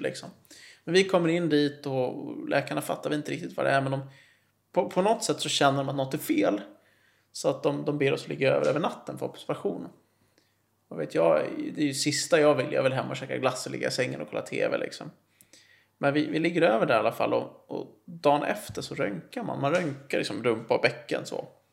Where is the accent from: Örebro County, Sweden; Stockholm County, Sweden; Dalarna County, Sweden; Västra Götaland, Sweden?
Stockholm County, Sweden; Nacka; now in Täby, Sweden; jag är uppvuxen i Nacka och sen flyttade jag till Täby 2010